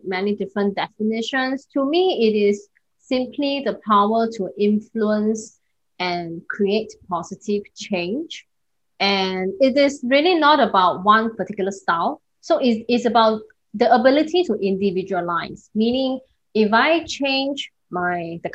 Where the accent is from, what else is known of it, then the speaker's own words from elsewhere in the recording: Singapore; I'm based in Singapore. I'm a Singaporean